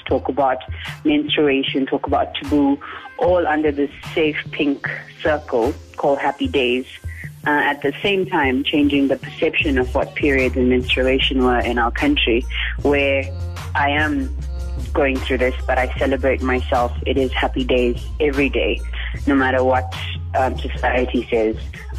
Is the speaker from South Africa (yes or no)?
yes; South Africa; Well, for myself as a South African Indian Hindu, it is a weird thing growing up with this for the last 15 years